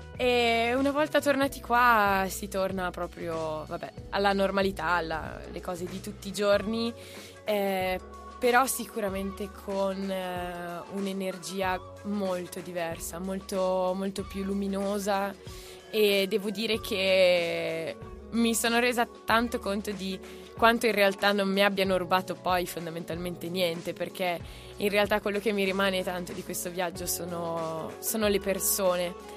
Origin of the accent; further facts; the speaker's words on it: Brianza, Lombardy, Italy; la tappa più difficile è stata in realtà partire da, dalla Brianza